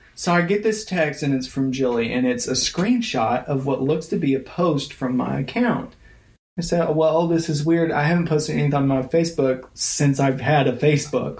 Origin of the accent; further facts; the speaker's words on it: United States; I'm from Taylor uh, Taylor County High School